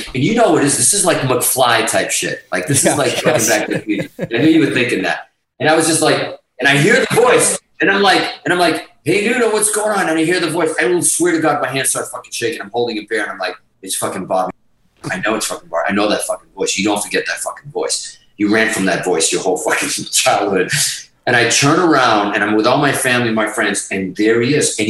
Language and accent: English; Hudson, Massachusetts, United States; also born or lived in Azores; being Portuguese at one time was not fucking cool, especially in Hudson, Mass.